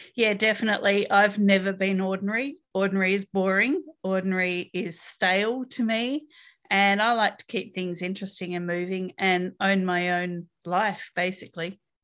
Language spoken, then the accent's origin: English; Australia